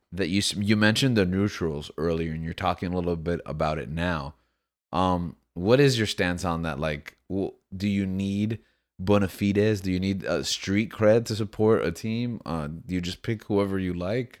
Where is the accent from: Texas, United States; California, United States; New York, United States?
New York, United States; I was born in New York, so it was th-, the Giants and, uh, the Knicks.